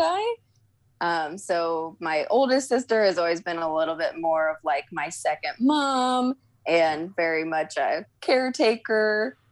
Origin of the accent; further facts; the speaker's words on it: St. Louis, Missouri, United States; I'm originally from St. Louis. Uh, South County suburbs is where I grew up